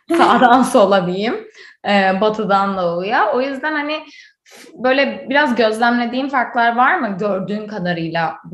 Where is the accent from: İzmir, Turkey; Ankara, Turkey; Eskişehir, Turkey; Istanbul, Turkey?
İzmir, Turkey; Izmir, Turkey; now in United States; Ben bir de İzmirli olarak